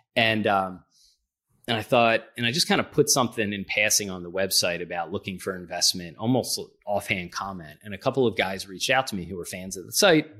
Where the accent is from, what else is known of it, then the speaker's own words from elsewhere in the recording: Philadelphia, Pennsylvania, United States; I'm from Philadelphia